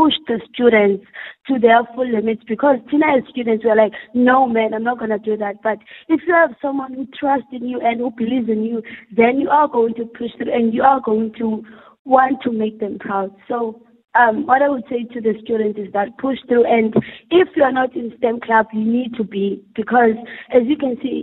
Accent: Worcester, Western Cape, South Africa; we are from Zwelethemba. It's a very small community here in Worcester

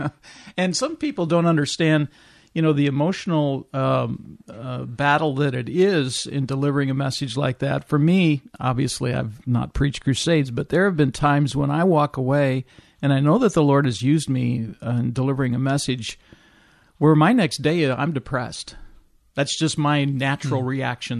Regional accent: Midwest, United States; moved away; I grew up in the Midwest

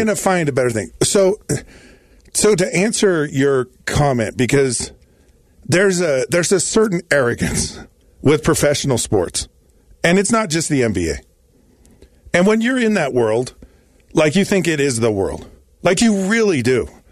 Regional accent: Utah, United States; I was born and raised in Utah

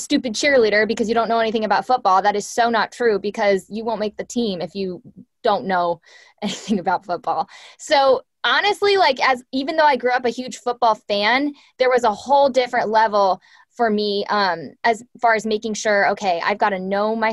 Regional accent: Orange County, California, United States; also born or lived in Oregon; I grew up in Orange County

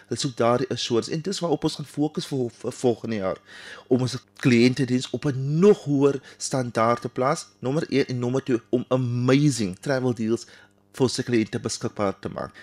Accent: Cape Town, Western Cape, South Africa; ek is van Kaapstad, Proudly South African

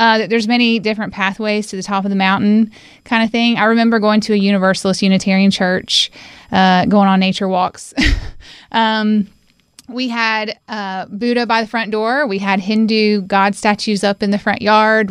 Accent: Winston-Salem, North Carolina, United States; also born or lived in Johnson City, Tennessee; now in Asheville, United States; I call Winston-Salem, North Carolina, my home

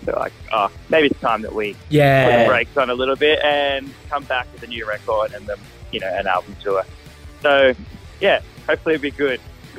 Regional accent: Brisbane, Queensland, Australia; I said I was from Brisbane

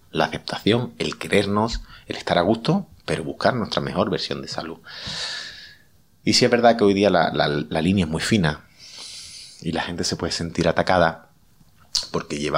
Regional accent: Seville, Andalusia, Spain; Yo que soy de Sevilla

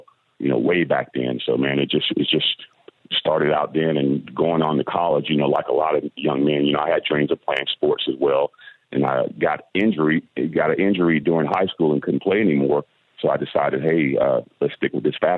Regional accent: Atlanta, Georgia, United States; now in Florida, United States; I started in the fashion business back when I was 15 years old, growing up in Atlanta, you know, in the southern part of the States

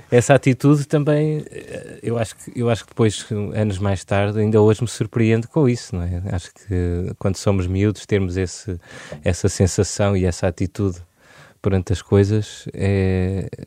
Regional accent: Lisbon, Portugal; born there; nasci aqui. Os meus avós já estavam cá em Lisboa.

